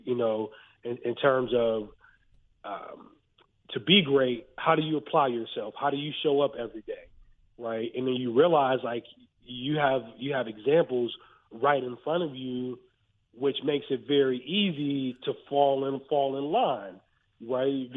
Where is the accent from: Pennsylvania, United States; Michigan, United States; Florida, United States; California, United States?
Pennsylvania, United States; Western; I'm from Western Pennsylvania, and I and I grew up a Penn State fan